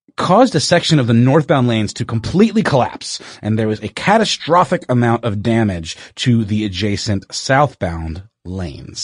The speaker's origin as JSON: {"language": "English", "town": "Augusta", "region": "Georgia", "country": "United States", "tie": "born or raised there", "moved": "yes", "said": "my hometown of Augusta, Georgia"}